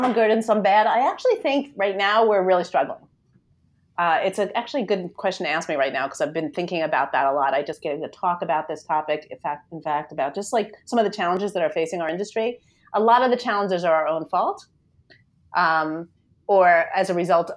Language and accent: English; New York, United States; I'm from New York, if you can't hear from the lovely accent I have